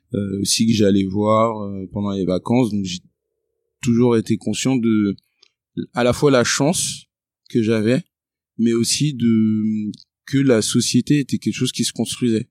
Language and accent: French; Créteil, Île-de-France, France; moved away; also born or lived in England; Je suis né à Créteil, en 94